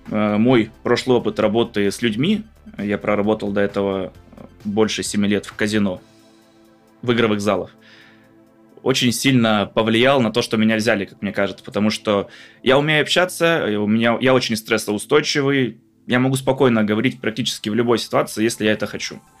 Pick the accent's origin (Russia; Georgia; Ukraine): Ukraine; Crimea; учитывая то, что я из Крыма, люблю погреться на солнышке, поплавать э, в море, в реках, в озерах, в горах отдохнуть.